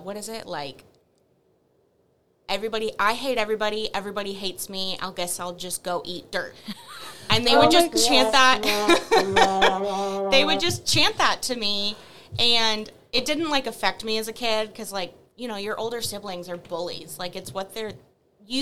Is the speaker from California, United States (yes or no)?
no; Wylie, Texas, United States; I was born and raised in Wiley, Texas.